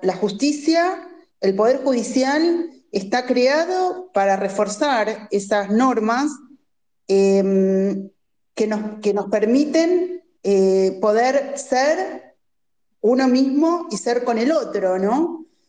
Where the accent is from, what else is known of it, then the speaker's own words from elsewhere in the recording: Argentina; somos argentinos